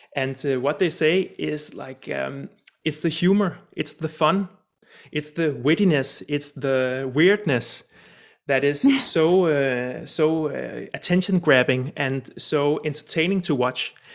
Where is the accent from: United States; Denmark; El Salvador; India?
Denmark; also born or lived in Copenhagen; I'm Danish from Denmark, sitting here in uh, sunny Copenhagen right now